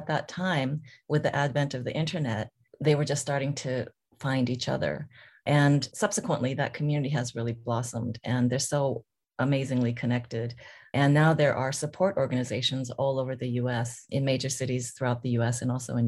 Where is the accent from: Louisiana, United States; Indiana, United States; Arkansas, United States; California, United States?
California, United States; first language Korean; English is a second language; also born or lived in South Korea; I was born in South Korea, of course, and was adopted and by a family in California